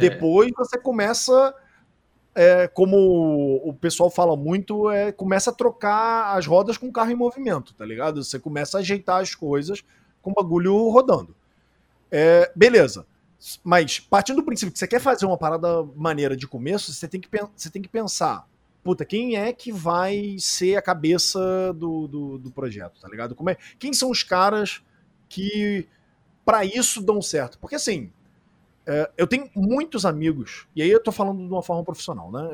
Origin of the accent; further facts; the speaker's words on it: Rio de Janeiro, Brazil; a gente é carioca